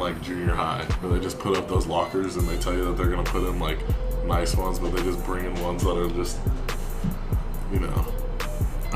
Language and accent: English; Southern California, United States; I'm from Southern California